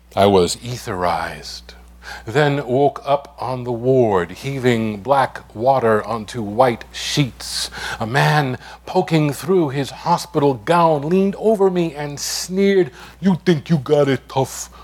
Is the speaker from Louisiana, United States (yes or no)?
no; New York City, New York, United States; first language English; I'm from the East New York section of Brooklyn. Grew up in the Linden Projects